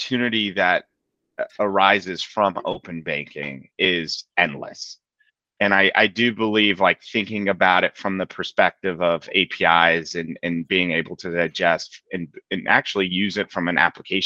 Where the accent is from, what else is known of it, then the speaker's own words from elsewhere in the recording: Palo Alto, California, United States; moved away as an adult; now in Boston, United States; I grew up in Palo Alto as a basketball player